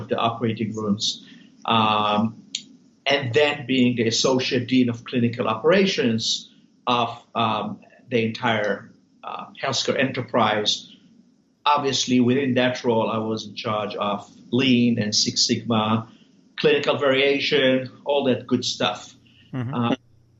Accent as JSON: {"language": "English", "country": "Israel", "tie": "born or raised there", "also_born_or_lived": "New Haven, Connecticut, United States", "moved": "as an adult", "lives_now": "United States", "said": "I was born in Israel, served 3 years in the Israeli military, did medical school there, met my wife of 30-some years there. And then we decided to move to the United States."}